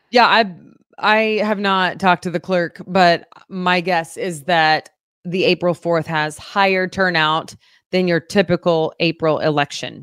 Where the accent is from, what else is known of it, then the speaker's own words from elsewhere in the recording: Fort Gibson, Oklahoma, United States; moved away; I am from Oklahoma.